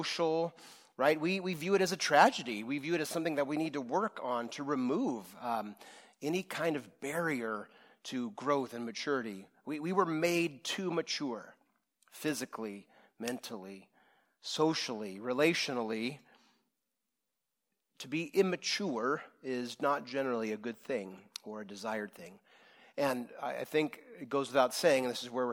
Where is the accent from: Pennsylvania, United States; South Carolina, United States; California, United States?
California, United States; Rohnert Park; I grew up in Rohnert Park in the 80s.